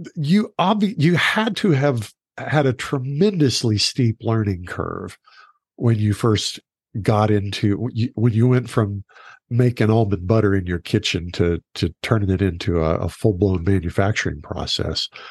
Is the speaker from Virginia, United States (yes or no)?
no; Oklahoma, United States; moved away; also born or lived in Texas; I grew up in Oklahoma